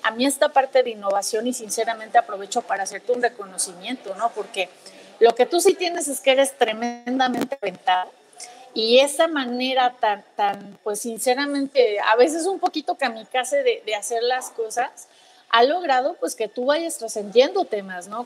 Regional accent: Mexico; como mexicanos

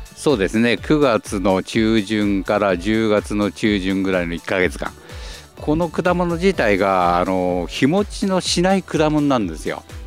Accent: Nagaoka, Niigata, Japan; 旧長岡市のあの福道っていうところなんですけどすぐ隣が三島なんです

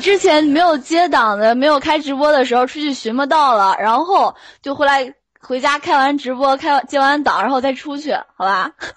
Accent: Yantai, Shandong, China; 我来自那个山东烟台，然后今年十九

